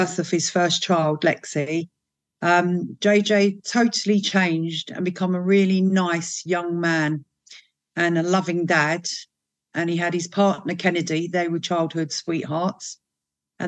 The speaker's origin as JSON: {"language": "English", "region": "London", "country": "United Kingdom", "tie": "born or raised there", "said": "our family came from Northern Ireland. We grew up in the Caledonian Road area. Then we moved to Upper Street."}